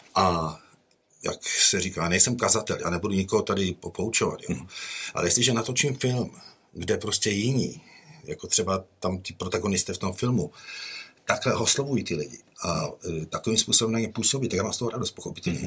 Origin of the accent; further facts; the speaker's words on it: Czechia; moved away as an adult; also born or lived in United States; když jsem odcházel v roce devadesát jedna, my jsme odjížděli do Spojených států